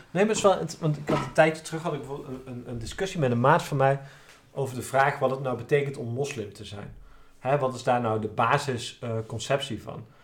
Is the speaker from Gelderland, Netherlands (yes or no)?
yes; Nijmegen, Gelderland, Netherlands; ik kom uit Nijmegen en zijn we van de Waal.